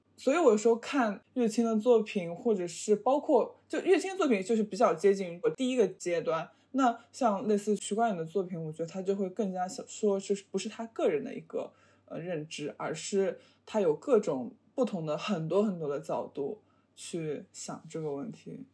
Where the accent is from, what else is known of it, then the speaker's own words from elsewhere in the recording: Shanghai, China; 因为我妈妈是丹东人，然后她一直在俄罗斯工作，然后我爸爸是上海人，然后我是从小在上海长大，然后我每回一直去俄罗斯，然后我也没怎么去过丹东